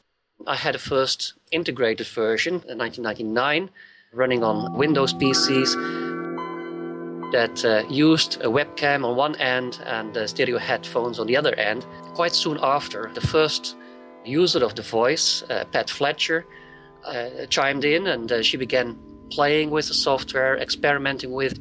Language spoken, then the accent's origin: English; Netherlands; I'm from the Netherlands